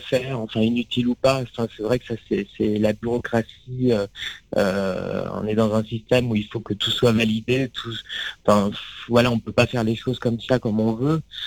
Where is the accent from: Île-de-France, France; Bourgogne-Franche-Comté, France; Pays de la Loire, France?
Pays de la Loire, France; Sarthe, between Le Mans and Angers; moved away as an adult; also born or lived in Épernay / Blois / Paris; j'ai grandi euh, dans la Sarthe, entre Le Mans